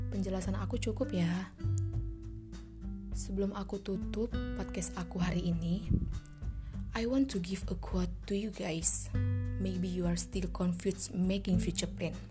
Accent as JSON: {"language": "Indonesian", "town": "Medan", "region": "North Sumatra", "country": "Indonesia", "said": "Asal aku dari Medan."}